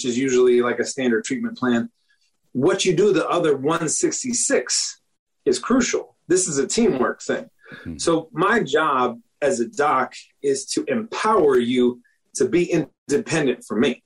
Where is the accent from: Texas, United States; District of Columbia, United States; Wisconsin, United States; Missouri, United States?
District of Columbia, United States; Washington; moved away as an adult; now in Florida, United States; I'm originally from the Washington, D.C. area. I came down to Florida to go to the University of Florida